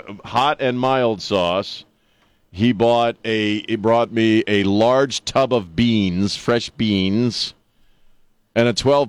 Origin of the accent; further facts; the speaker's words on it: Annapolis, Maryland, United States; moved away; also born or lived in California; growing up on the East Coast